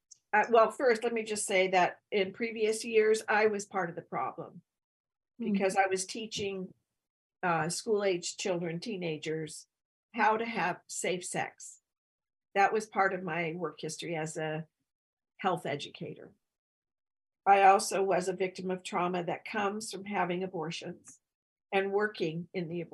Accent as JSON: {"language": "English", "region": "Northern California", "country": "United States", "tie": "born or raised there", "also_born_or_lived": "rural Alaska / Whittier, California", "moved": "as an adult", "said": "I grew up in Northern California"}